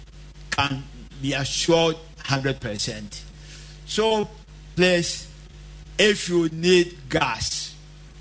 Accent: Kwaman, Ashanti, Ghana; at Kwaman, my hometown

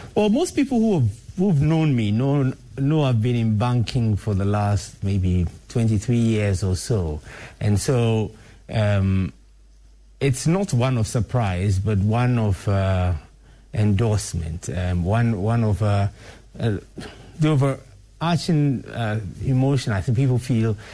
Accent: Ghana; I'm really one of those people who is very, very, very proud to be Ghanaian

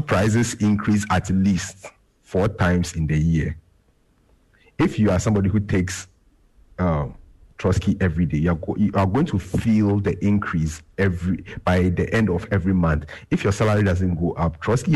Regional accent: Ghana; as a Ghanaian

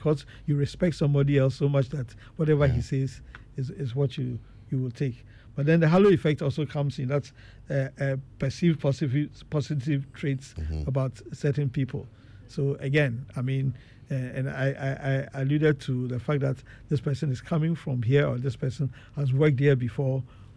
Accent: Ghana; moved away; I grew up in Ghana where I had to go through secondary school

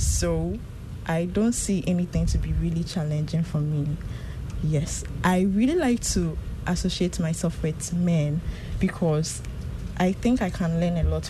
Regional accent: Ghana; as a Ghanaian woman

